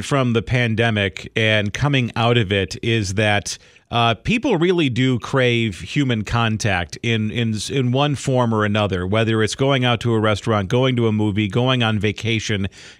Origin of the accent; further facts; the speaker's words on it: Chicago, Illinois, United States; I'm a Chicagoan.